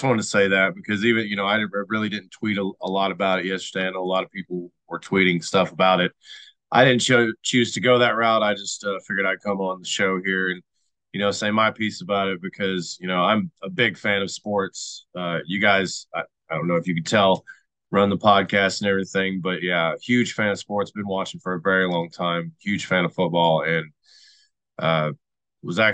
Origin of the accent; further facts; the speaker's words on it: Knoxville, Tennessee, United States; I was born in St. Mary's, right across the street from Neyland Stadium, right there on the Tennessee River in Knoxville, Tennessee